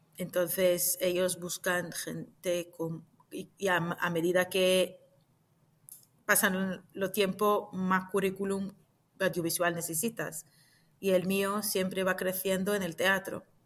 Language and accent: Spanish; Jerusalem, Israel; moved away as an adult; now in Madrid, Spain; Nací en Jerusalén hace unos cuantos años